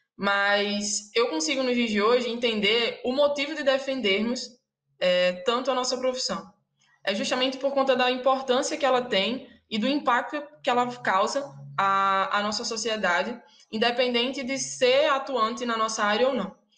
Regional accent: Natal, Rio Grande do Norte, Brazil; somos de, de Natal

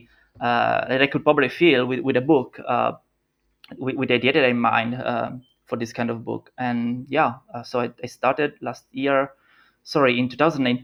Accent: Italy; English is a second language; also born or lived in Milan / Los Angeles; I'm an Italian product designer

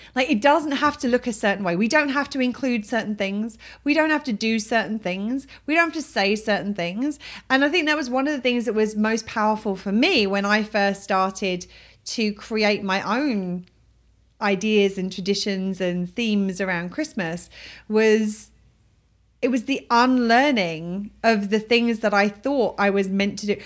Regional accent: England, United Kingdom; moved away; I'm from England

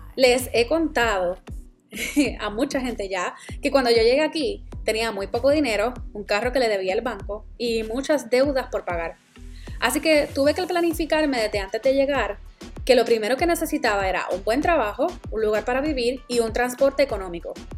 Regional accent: Puerto Rico; moved away as an adult; Yo soy la boricua fuera de la isla

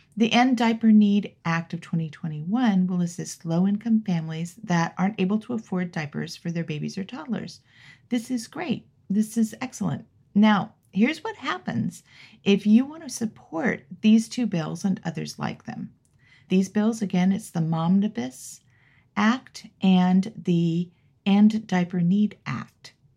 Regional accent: Los Angeles, California, United States; moved away; I was born and raised there. Grew up there. Love that town.

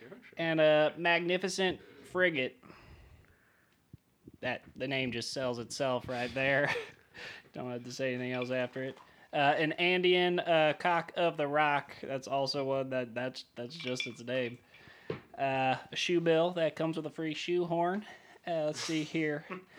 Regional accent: Indiana, United States; No. I'm from Eagle County. I'm from a place ….

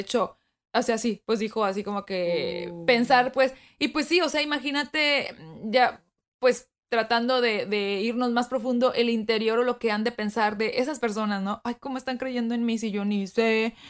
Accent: Mexico; moved away; estando en mi país natal, que fue México

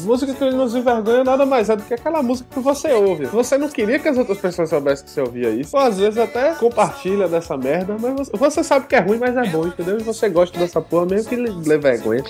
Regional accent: Brazil; moved away as an adult; depois que eu saí do Brasil

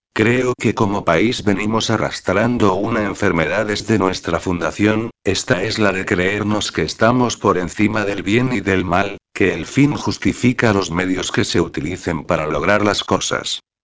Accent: Dominican Republic; Como dominicanos tenemos la costumbre de criticarlo todo

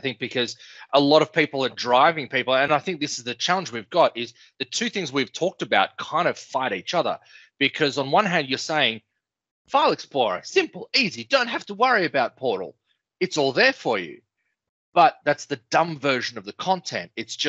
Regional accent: South Africa; accent: South African; Listen, mate, don't mock my accent, all right? What should I put on my South African?

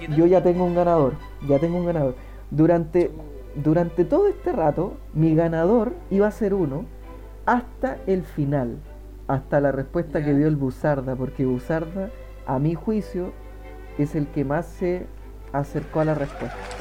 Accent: Maipú, Santiago Metropolitan Region, Chile; somos de Maipú

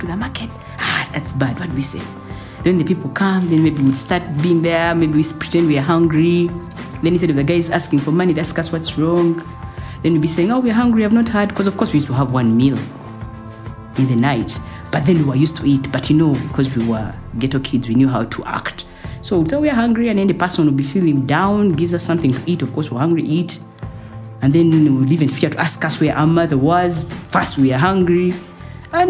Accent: Uganda; moved away as an adult; also born or lived in Dubai

